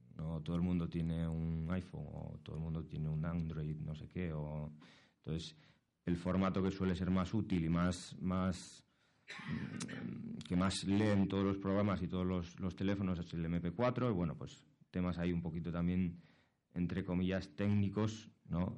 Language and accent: Spanish; Asturias, Spain; moved away as an adult; now in Madrid, Spain; yo soy asturiano, llevo aquí en, Madrid dos años